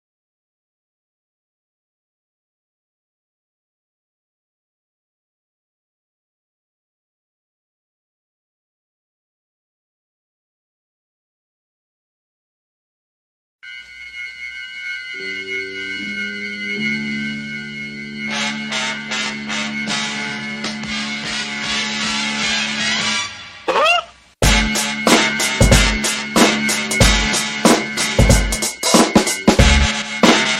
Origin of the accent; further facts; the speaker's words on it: Brockton, Massachusetts, United States; I'm from the City of Champions